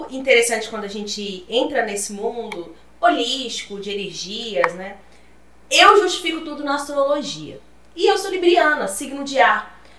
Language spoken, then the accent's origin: Portuguese; Divinópolis, Minas Gerais, Brazil; sou do interior de Minas Gerais, de uma cidade chamada Divinópolis